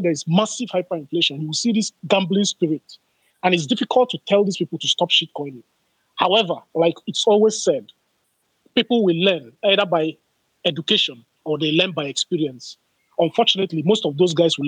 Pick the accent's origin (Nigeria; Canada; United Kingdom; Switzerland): Nigeria; I am a Nigerian